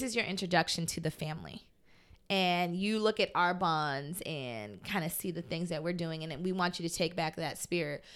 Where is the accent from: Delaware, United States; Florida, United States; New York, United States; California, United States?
Florida, United States; Fort Lauderdale; growing up in Fort Lauderdale